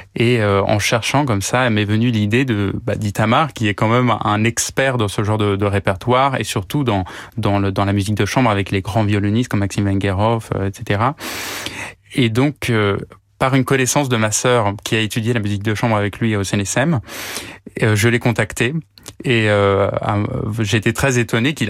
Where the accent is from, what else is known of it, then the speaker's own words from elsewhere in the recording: Paris, Île-de-France, France; je suis né à Paris euh, de parents flûtistes